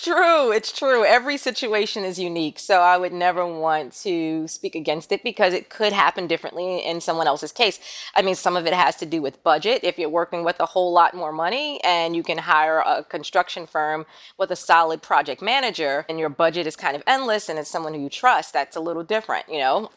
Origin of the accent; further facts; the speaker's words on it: New York City, New York, United States; moved away as an adult; now in Florida, United States; growing up in Queens